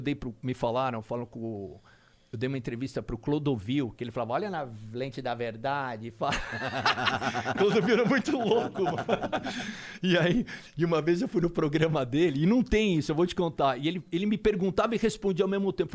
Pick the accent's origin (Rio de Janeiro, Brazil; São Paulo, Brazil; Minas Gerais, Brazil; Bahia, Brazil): São Paulo, Brazil; first language English; moved away; also born or lived in New York; eu sou brasileiro, cara. São Paulo, sabe? E minha família é daqui